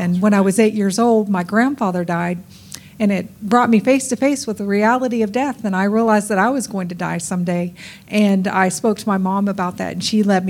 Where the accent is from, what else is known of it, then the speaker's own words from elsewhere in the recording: Charleston, West Virginia, United States; I was born in Charleston, West Virginia, and I was blessed to have been raised in a Christian home.